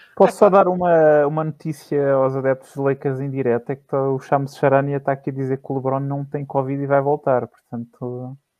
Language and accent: Portuguese; Barreiro, Setúbal, Portugal; eu sou do Barreiro